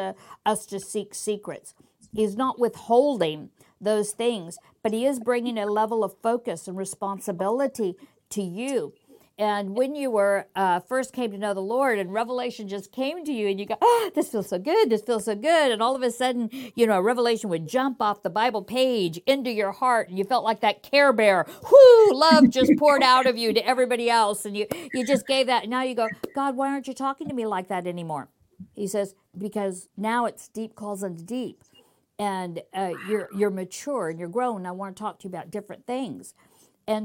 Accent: United States; I'm American

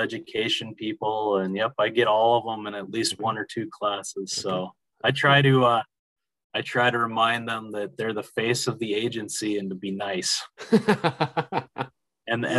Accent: United States; accent: Canadian; now in Wisconsin, United States; I grew up on the Canadian border. Okay. So I like to joke that I speak fluent Canadian.

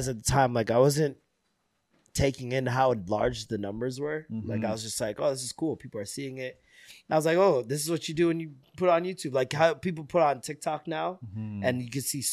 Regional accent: Toronto, Ontario, Canada; also born or lived in Vaughan; I grew up in Scarborough and then moved to Vaughan in grade 7.

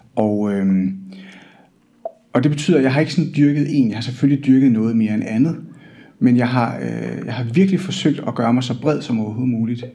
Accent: Hillerød, Capital Region of Denmark, Denmark; now in Odense, Denmark; jeg kommer oprindeligt fra Hillerød

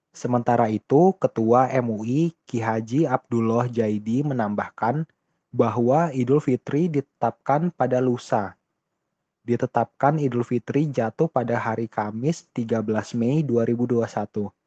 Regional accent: Indonesia; di daerah saya, Indonesia

